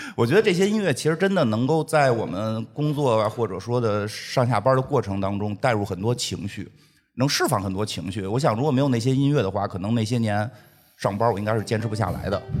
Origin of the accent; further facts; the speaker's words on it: Beijing, China; 我在北京胡同长大的